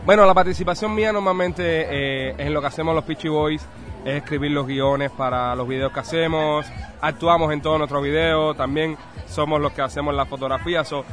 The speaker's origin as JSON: {"language": "Spanish", "country": "Cuba", "tie": "born or raised there", "moved": "yes", "said": "Somos nacidos en Cuba y tenemos 29 y 30 años."}